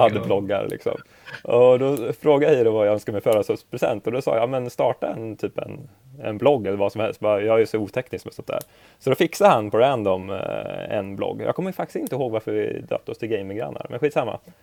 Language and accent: Swedish; Örebro, Örebro County, Sweden; jag är från Örebro